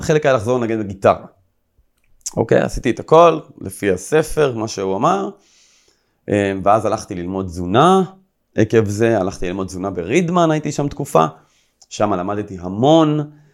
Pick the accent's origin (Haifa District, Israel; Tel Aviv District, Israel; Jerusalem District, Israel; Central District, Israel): Central District, Israel; Rishon LeZion; also born or lived in Herzliya; הייתי גר במערב ראשון, כל החברים שלי היו גרים במזרח, אני עברתי מהרצליה לראשון לציון